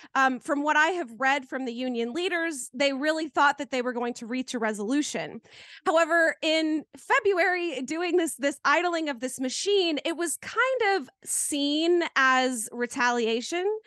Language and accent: English; Canton, North Carolina, United States; my hometown